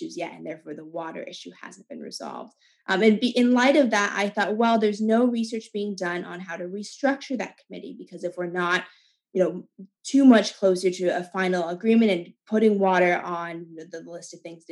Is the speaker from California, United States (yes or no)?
yes; California, United States; moved away; I'm originally from California, where water was very scarce